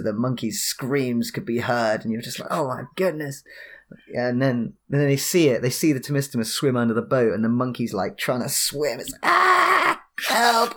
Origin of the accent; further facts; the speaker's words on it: High Wycombe, South East England, United Kingdom; moved away; I live, uh, I'm from High Wycombe near London